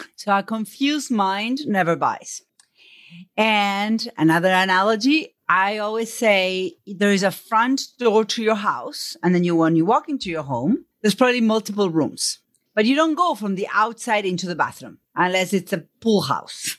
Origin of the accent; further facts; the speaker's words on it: Buenos Aires, Argentina; accent: Buenos Aires; first language Spanish; English is a second language; moved away; I grew up in Argentina. So first question is, where is your accent from? It's from Buenos Aires. Spanish is my first language